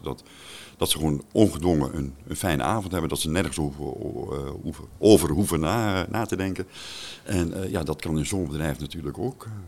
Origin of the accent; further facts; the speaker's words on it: Staphorst, Overijssel, Netherlands; moved away as an adult; also born or lived in south of the Netherlands; geboren in Staphorst, al heel 28 jaar geleden verhuisd naar het eh, zuiden van het land